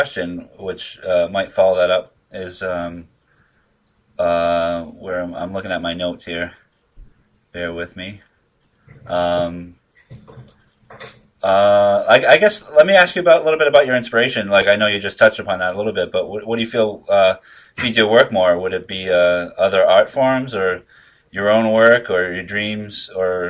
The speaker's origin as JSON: {"language": "English", "region": "Massachusetts", "country": "United States", "tie": "born or raised there", "also_born_or_lived": "Philadelphia", "moved": "as an adult", "said": "growing up in Massachusetts"}